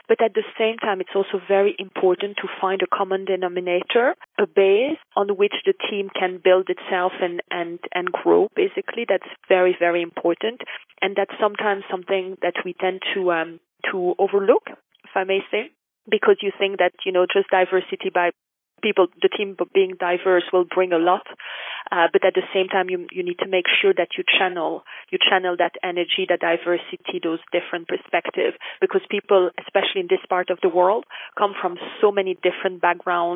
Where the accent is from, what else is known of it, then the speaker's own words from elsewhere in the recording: Belgium; moved away as an adult; also born or lived in United States / Kuwait; now in Dubai, United Arab Emirates; I'm from Belgium originally